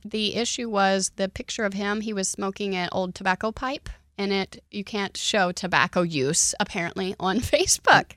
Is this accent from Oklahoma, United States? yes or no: yes; Oklahoma, United States; now in Houston, United States; I grew up in Oklahoma